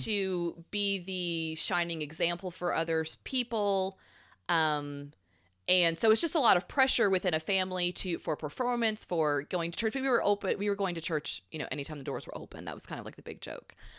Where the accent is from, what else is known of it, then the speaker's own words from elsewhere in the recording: Southeastern United States, United States; I was raised in the South of America, not South America